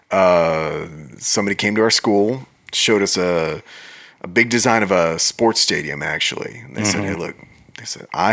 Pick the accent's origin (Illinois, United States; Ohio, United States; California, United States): Illinois, United States; Wheaton; moved away; I grew up in Wheaton, Illinois, just outside of Chicago.